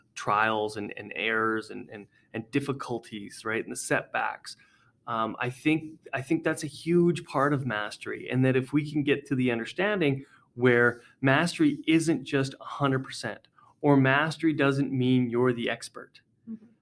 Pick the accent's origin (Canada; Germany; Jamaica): Canada; Edmonton, Alberta; I came back to uh, Edmonton Catholic. I grew up in Edmonton Catholic